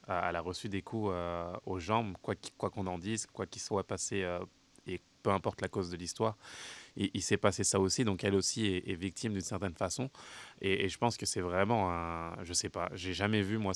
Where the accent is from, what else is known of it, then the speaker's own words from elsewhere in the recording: Canada; ça peut paraître compliqué en tant que euh, en tant que canadienne